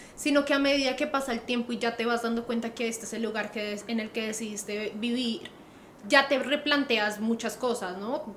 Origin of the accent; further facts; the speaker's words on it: Colombia; now in Australia; nosotros como buenos colombianos